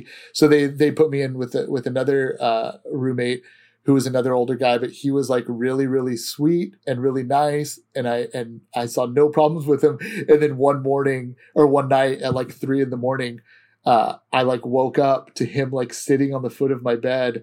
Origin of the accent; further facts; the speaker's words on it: Antioch, California, United States; also born or lived in Walnut Creek, California; I grew up in Antioch, but I actually went to high school in Walnut Creek, California at Los Lomas